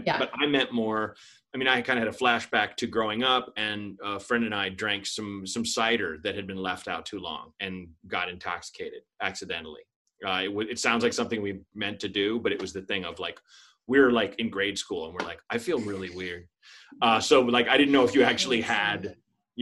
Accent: Portland, Oregon, United States; moved away; Portland, in my hometown

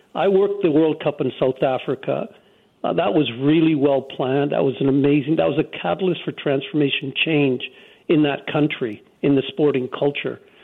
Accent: Canada; people like myself, born and raised in Canada, a person of color

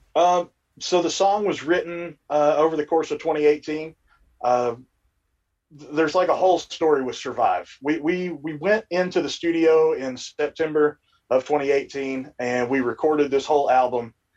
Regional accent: Kentucky, United States; now in West Virginia, United States; we're all from Kentucky. I just happen to live in West Virginia right now

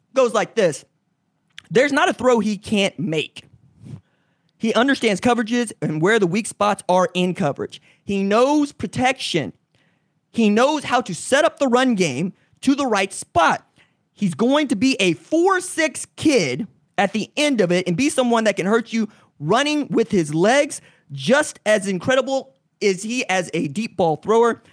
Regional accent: Oklahoma, United States; being here in the state of Oklahoma and doing a solo sports talk show from nine to eleven A M in my hometown

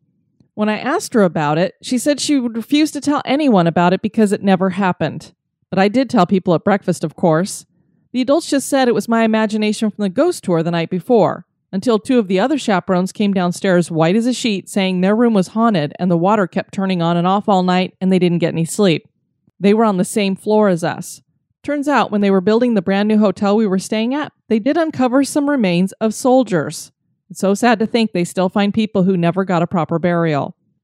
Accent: Massachusetts, United States; Back in 2012, I went on a family road trip down to South Carolina from my home state of Massachusetts.

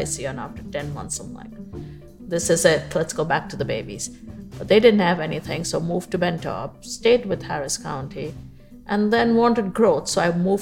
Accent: Mumbai, Maharashtra, India; moved away as an adult; also born or lived in Bahrain; now in Houston, United States; I was born in Bombay, India, now known as Mumbai. Mm-hmm. And I went to school there

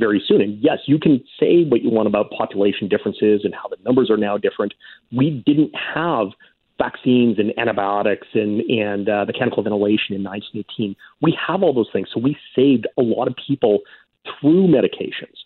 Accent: Saskatoon, Saskatchewan, Canada; I grew up in Saskatoon

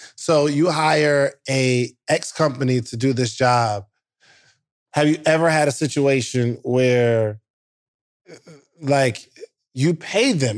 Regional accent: New Jersey, United States; I'm from Wa-, Warren Belt, New Jersey

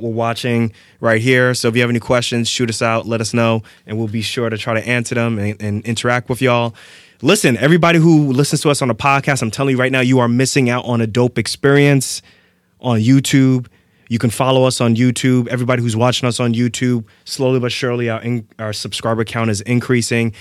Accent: Irvington, New Jersey, United States; moved away; also born or lived in Lefrak City, Queens, New York; I grew up in Irvington, New Jersey, as well as Lefrac City

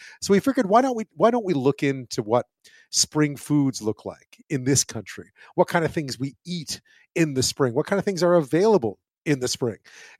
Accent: Quebec, Canada; moved away; Yeah, I grew up in Quebec.

